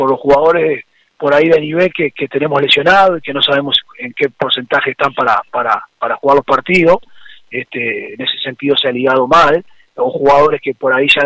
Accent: Uruguay; pero por el otro lado somos uruguayos, ¿viste? Y los uruguayos siempre, este, más allá de las desventajas, siempre tenemos un plus.

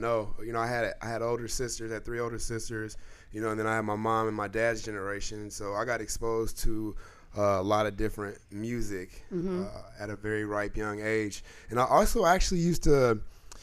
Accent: Indianapolis, Indiana, United States; also born or lived in New York; I'm from Indianapolis, born and raised, like not even 10 minutes away from here

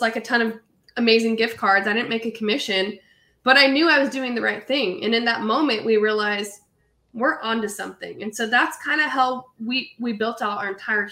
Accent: Hanford, California, United States; moved away as an adult; also born or lived in Fresno, California; now in Raleigh, United States; I was actually raised in a small little farm town called Hanford, which is about 45 minutes south of Fresno

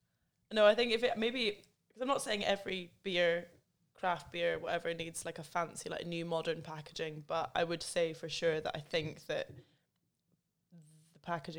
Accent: England, United Kingdom; born there; I was born in England, so I'm allowed to say that they're wrong.

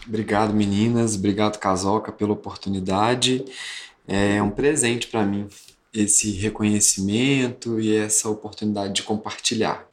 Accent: Congonhas, Minas Gerais, Brazil; moved away as an adult; eu sou de Congonhas e vim morar aqui com os 18 anos

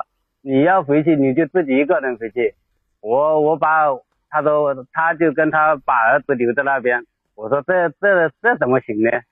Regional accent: Jiangxi, China; 她说我跟你回去离那么远，我因为我是江西的嘛，她是重庆的是吧？

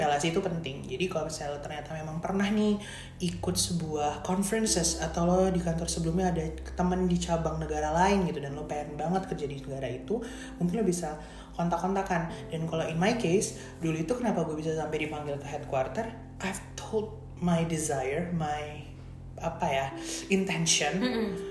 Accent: Indonesia; moved away as an adult; kita waktu di Indonesia di, dari kecil kita juga dididik untuk kayak wah bule bule bule gitu

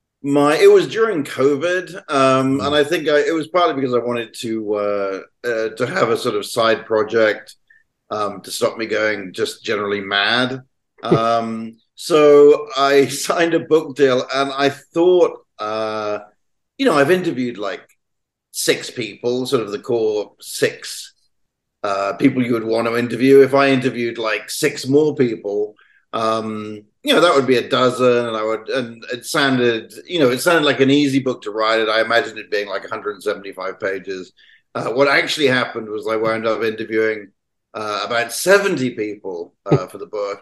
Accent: United Kingdom; obviously I'm British

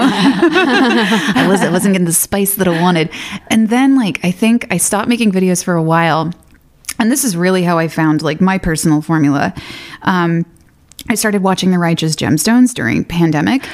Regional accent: Athens, Georgia, United States; I kind of grew up in the sticks, about thirty minutes outside of Athens

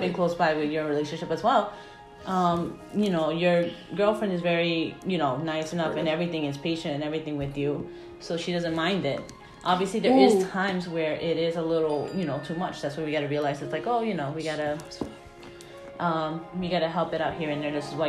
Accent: Peru; I'm Peruvian. I don't know.

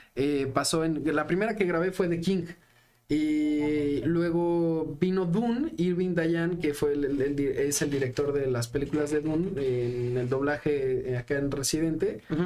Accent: Mexico City, Mexico; born or raised there

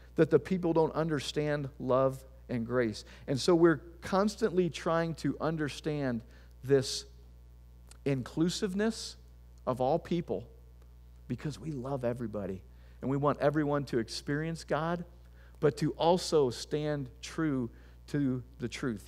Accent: Tiffin, Ohio, United States; also born or lived in Bowling Green, Ohio; I'm from Tiffin, Ohio

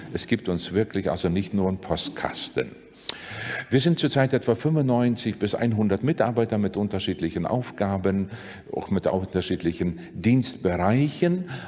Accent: Sigulda, Latvia; moved away; die lutherische Kirche in meiner Heimatstadt in Sigulda

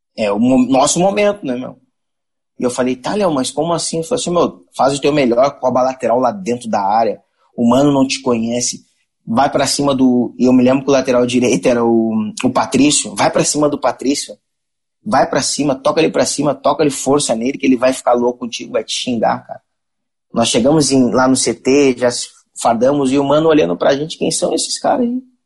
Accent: Rio de Janeiro, Brazil; Eu, eu nasci, me criei no Jardim Botânico

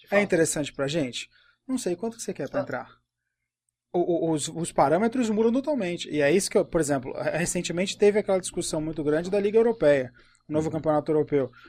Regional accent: Cleveland, Ohio, United States; Portuguese is a second language; Então, é de Cleveland, eu sou de Cleveland.

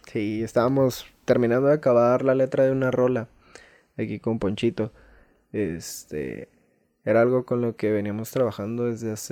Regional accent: Villa de Arista, San Luis Potosí, Mexico; Mi pueblo allá en San Luis Potosí

